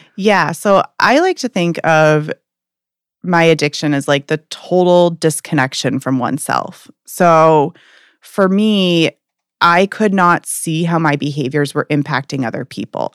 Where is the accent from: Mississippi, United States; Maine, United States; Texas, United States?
Maine, United States; Portland; I'm from Portland, Maine